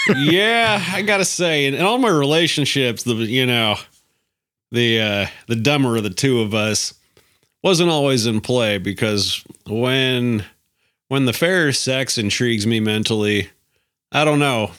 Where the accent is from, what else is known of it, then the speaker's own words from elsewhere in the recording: Alaska, United States; moved away; I'm from Alaska.